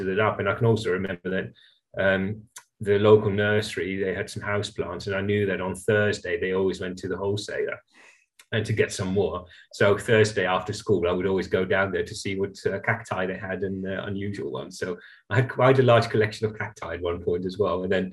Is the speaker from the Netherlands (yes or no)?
yes; Netherlands; moved away; I grew up in the Netherlands